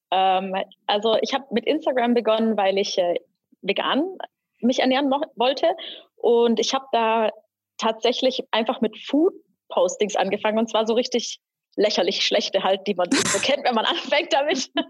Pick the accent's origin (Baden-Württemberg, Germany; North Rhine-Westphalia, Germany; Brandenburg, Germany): Baden-Württemberg, Germany; Pforzheim; Ich äh, komme aus Pforzheim